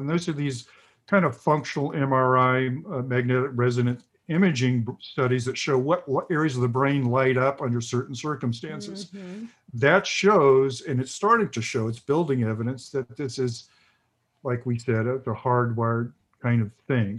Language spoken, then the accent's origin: English; the South, United States; I grew up in the South in the 50s, late 50s, early, and 60s, and the early 70s